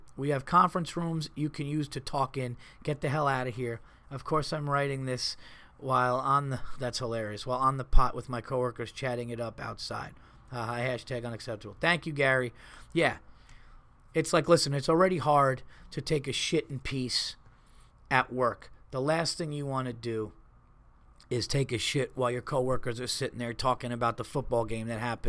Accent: Montreal, Quebec, Canada; I come from Montreal, where winters are absolutely brutal.

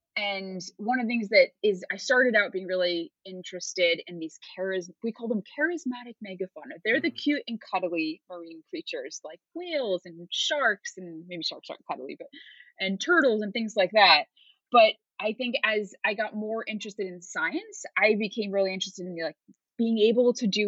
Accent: United States; So I obviously am originally from the US, but I've moved around a ton.

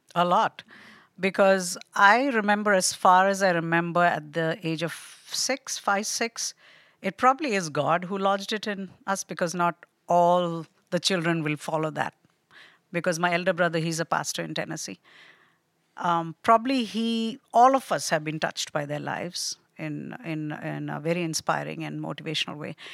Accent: Delhi, India; moved away as an adult; also born or lived in Kerala, India / Nepal / Hawaii, United States; now in Pennsylvania, United States; I was born there, but I grew up in Nepal and India, both

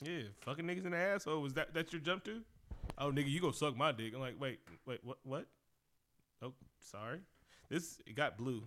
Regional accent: Oakland, California, United States; I'm from Oakland. Uh, Bay Area.

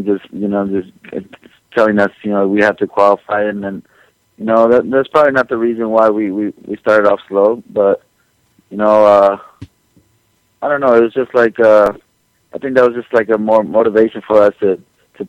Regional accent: Los Angeles, California, United States; LA is, you know, it's my hometown

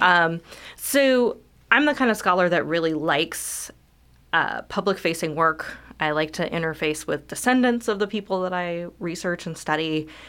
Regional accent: California, United States; also born or lived in Southwest Virginia / Michigan; now in Lexington, United States; I actually am from California

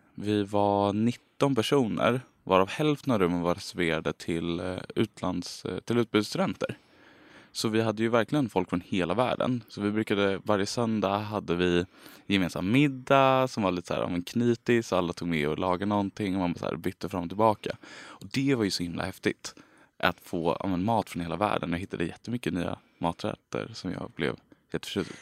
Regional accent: Stockholm, Stockholm County, Sweden; moved away as an adult; now in Lund, Sweden; jag är från Stockholm från början

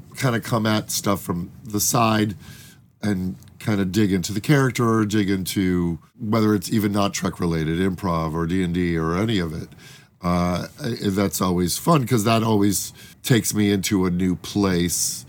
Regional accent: Chicago, Illinois, United States; we're both dipshits from Chicago

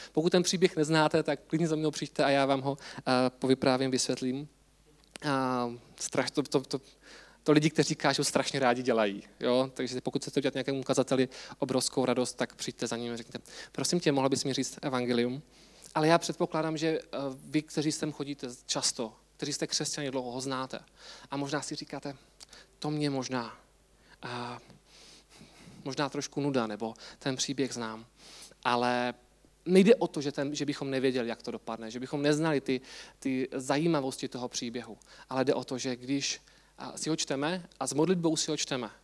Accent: Czechia; my Češi

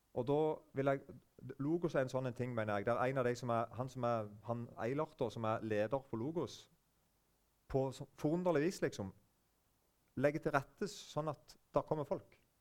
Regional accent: Eiken, Agder, Norway; now in Norheimsund, Norway; Sjøl kommer jeg fra Vest-Agder, eller det heter bare Agder nå, men vest i Vest-Agder, så er det en plass som heter Eiken.

